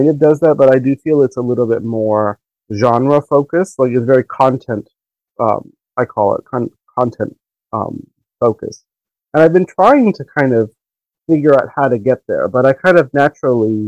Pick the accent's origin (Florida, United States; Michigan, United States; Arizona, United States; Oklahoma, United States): Florida, United States; Miami; I grew up in Miami